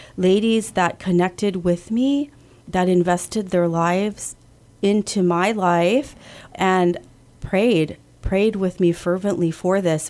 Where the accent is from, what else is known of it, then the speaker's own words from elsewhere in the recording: Guam; also born or lived in California; I was born in California, but raised here in Guam